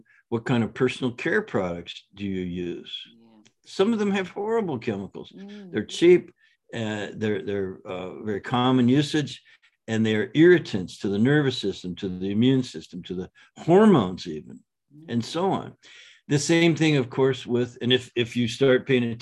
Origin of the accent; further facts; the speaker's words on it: Canada; now in San Diego, United States; I grew up in Canada with just public schools